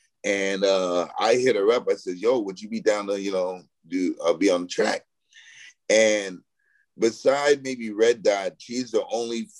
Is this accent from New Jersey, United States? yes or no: no; Los Angeles, California, United States; also born or lived in Queens, New York; I grew up in like the Highland Park, Mount Washington area. I was born in New York